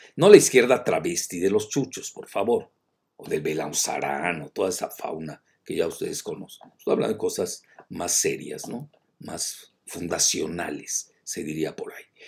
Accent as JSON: {"language": "Spanish", "region": "Yucatán", "country": "Mexico", "said": "yo soy yucateco"}